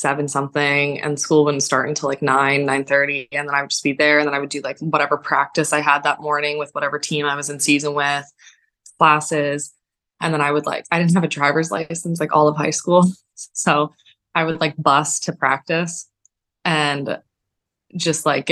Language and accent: English; Barrie, Ontario, Canada; when I was playing for a club team in my hometown in Barrie